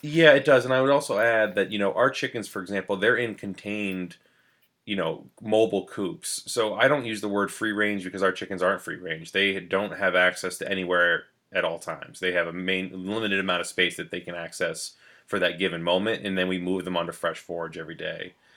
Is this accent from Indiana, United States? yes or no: no; New London, New Hampshire, United States; I grew up in New London, New Hampshire